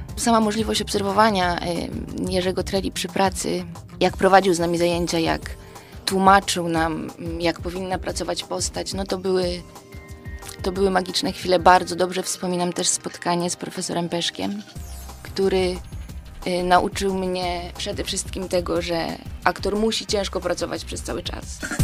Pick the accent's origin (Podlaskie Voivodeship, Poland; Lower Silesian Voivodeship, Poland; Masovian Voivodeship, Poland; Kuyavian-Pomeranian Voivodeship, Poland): Kuyavian-Pomeranian Voivodeship, Poland; Włocławek; now in Tarnów, Poland; pochodzę z Włocławka